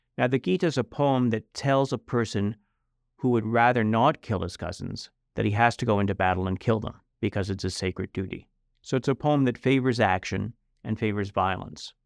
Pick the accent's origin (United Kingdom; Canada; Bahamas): Canada; now in United States; I was born in Canada, but I'm a U.S. citizen. I became a U.S. citizen about 20 years ago after my kids were born.